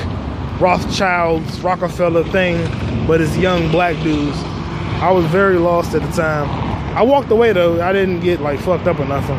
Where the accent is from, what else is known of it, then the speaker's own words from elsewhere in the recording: United States; I was born in America.